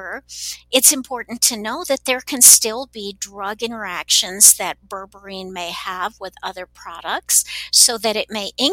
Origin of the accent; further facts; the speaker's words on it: Texas, United States; now in Salt Lake City, United States; I grew up in Texas, so I speak Spanish